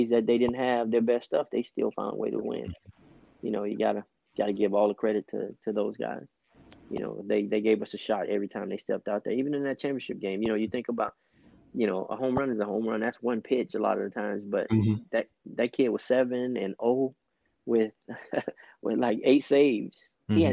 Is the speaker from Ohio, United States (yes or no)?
no; Miami, Florida, United States; moved away as an adult; also born or lived in North Alabama; I'm originally from Miami, Florida.